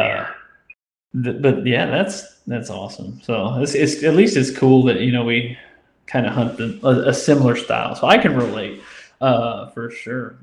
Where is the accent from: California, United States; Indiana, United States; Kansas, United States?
Indiana, United States; moved away as an adult; now in Louisiana, United States; I'm from Indiana, uh, but I've been down here for three years now